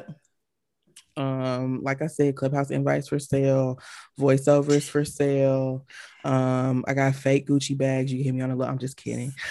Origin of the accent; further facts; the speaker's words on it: Atlanta, Georgia, United States; I'm from Atlanta